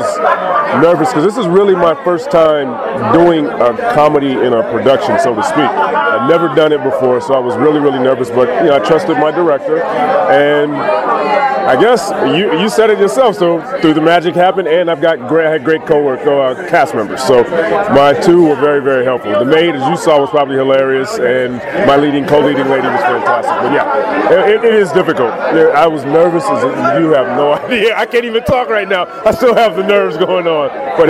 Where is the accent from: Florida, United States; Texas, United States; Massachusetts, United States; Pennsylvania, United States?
Texas, United States; Austin; also born or lived in Chicago; now in Los Angeles, United States; I'm from Austin, Texas, by way of Chicago, born there. Moved to L.A. about 12 years ago.